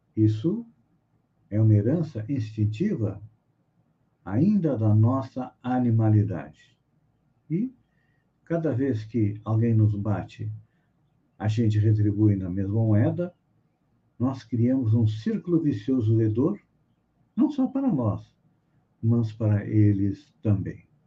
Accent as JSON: {"language": "Portuguese", "town": "Bagé", "region": "Rio Grande do Sul", "country": "Brazil", "tie": "born or raised there", "said": "minha cidade, onde eu nasci, Bagé, lá no Rio Grande do Sul"}